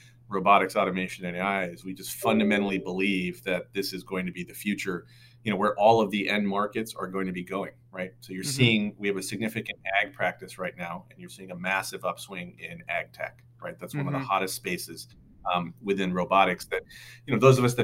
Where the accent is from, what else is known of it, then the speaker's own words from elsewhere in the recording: Pacific Northwest, United States; moved away as an adult; also born or lived in New York City; I'm originally from the Pacific Northwest